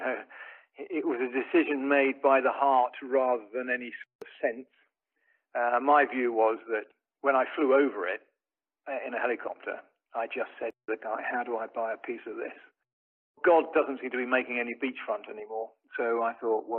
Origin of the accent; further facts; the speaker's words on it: England, United Kingdom; moved away; I'm from England originally